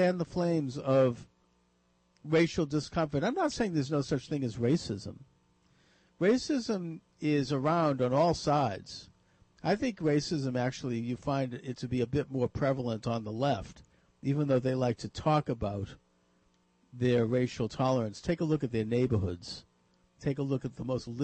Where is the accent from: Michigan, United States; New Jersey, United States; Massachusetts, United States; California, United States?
Massachusetts, United States; Boston; here in Boston, my hometown